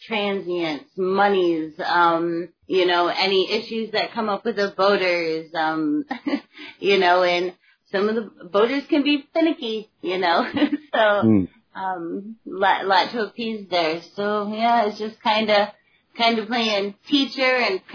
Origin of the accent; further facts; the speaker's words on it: Michigan, United States; moved away as an adult; now in Norfolk, United States; I grew up in Michigan, and we moved around, but no matter where we moved in Michigan, we always lived in a coastal town